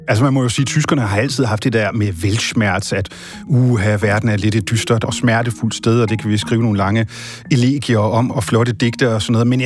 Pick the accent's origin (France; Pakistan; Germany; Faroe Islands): Germany; moved away as an adult; now in Denmark; Altså, jeg må sige, jeg er jo selv en af dem. Jeg er udvandret fra Tyskland efter 22 år.